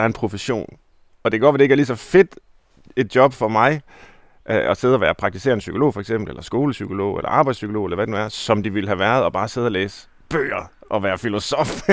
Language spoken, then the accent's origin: Danish; Herning, Central Denmark Region, Denmark; jeg er jo fra Herning, altså Midtjylland